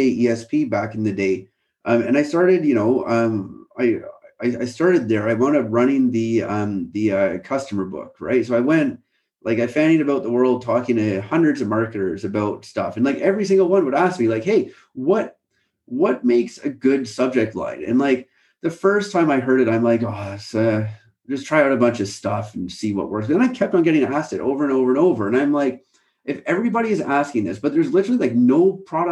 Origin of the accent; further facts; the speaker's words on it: Canada; moved away as an adult; now in United Kingdom; I grew up in Canada